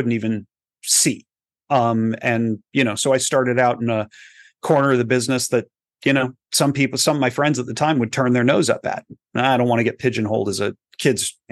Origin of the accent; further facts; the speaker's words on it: Texas, United States; moved away as an adult; now in Los Angeles, United States; I grew up in Texas